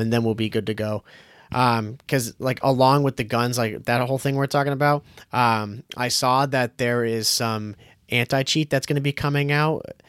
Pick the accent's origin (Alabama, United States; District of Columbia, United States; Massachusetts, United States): Massachusetts, United States; Boston; we're from Boston